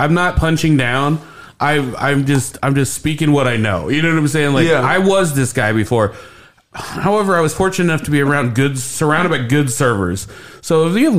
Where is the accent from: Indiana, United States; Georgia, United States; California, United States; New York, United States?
Indiana, United States; Indianapolis; I did grow up on the west side of Indianapolis